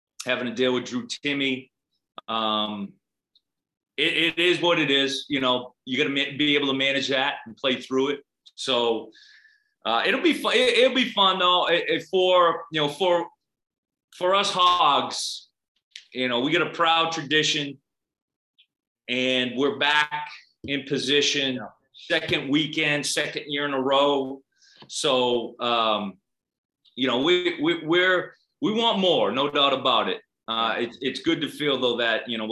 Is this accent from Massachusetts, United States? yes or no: yes; Boston, Massachusetts, United States; accent: South Boston; I grew up in Boston